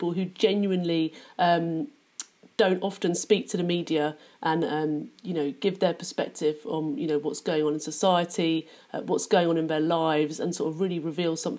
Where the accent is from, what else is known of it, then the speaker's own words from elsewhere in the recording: London, United Kingdom; I grew up in London